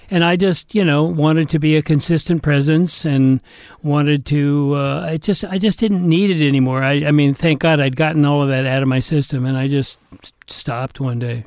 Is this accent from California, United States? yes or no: yes; Atherton, California, United States; I was brought up in Northern California